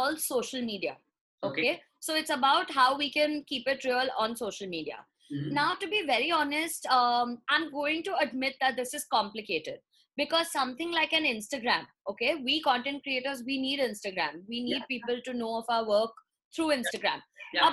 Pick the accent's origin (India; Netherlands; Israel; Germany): India; I'm also an Indian girl.